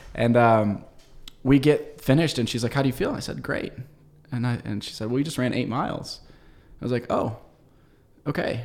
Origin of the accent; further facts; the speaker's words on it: United States; I love being an American.